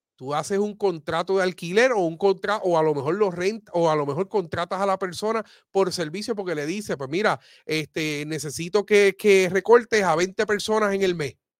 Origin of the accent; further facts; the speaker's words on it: Aibonito, Puerto Rico; de mi pueblo de ahí bonito